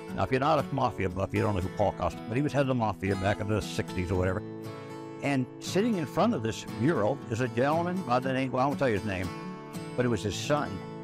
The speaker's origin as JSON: {"language": "English", "region": "New York", "country": "United States", "tie": "born or raised there", "moved": "yes", "said": "I grew up in New York"}